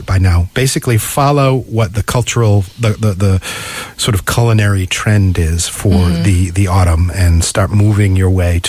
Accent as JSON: {"language": "English", "region": "New England", "country": "United States", "moved": "yes", "said": "I come from New England where basically summer falls off a cliff and you suddenly get these dark days and these gray skies."}